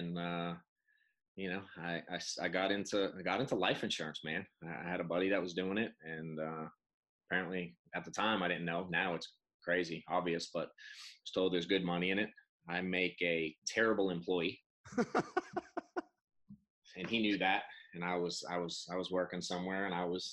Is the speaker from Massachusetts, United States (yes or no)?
yes; Boston, Massachusetts, United States; I'm an accountant from Boston